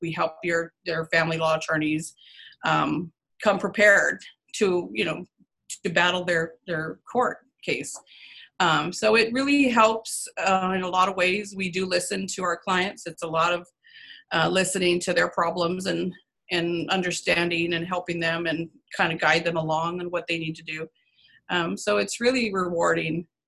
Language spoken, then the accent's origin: English; San Antonio, Texas, United States; I am from born and raised in San Antonio, Texas